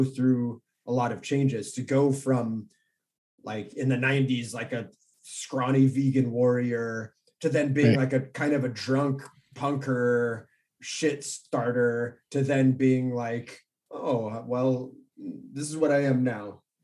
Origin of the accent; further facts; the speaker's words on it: Orange County, California, United States; I grew up here in Orange County